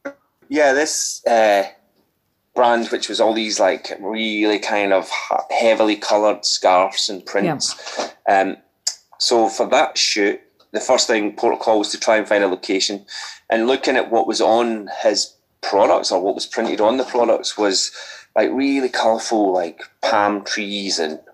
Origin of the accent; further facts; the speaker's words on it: Scotland, United Kingdom; now in Brighton, United Kingdom; I'm Scottish